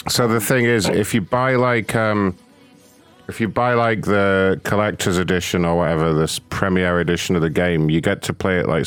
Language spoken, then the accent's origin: English; United Kingdom; I am British